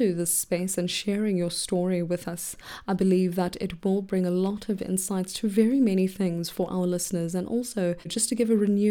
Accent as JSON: {"language": "English", "country": "South Africa", "said": "as South African girls"}